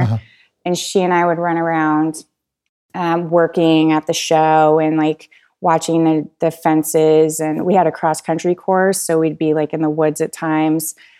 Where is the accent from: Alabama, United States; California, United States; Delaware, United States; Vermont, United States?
Vermont, United States; central; also born or lived in Colorado; now in Asheville, United States; I was born in the Green Mountains of Vermont